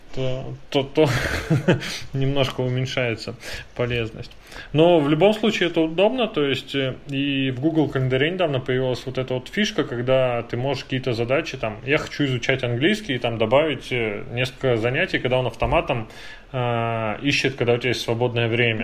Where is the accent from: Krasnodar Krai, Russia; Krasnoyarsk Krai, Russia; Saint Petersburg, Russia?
Saint Petersburg, Russia; Я просто как питерец